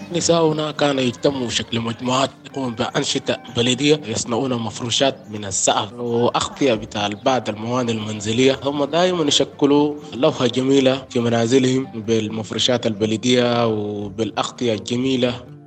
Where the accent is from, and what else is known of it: Sudan; born or raised there; moved away as an adult; also born or lived in Cairo, Egypt / Libya; now in Tunisia